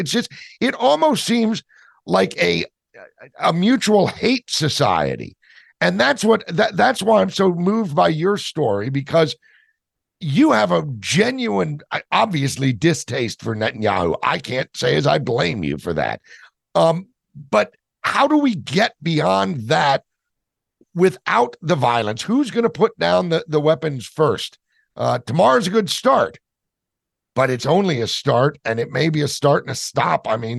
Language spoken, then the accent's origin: English; United States; And to be honest with you, as an American, I was shocked at both of them.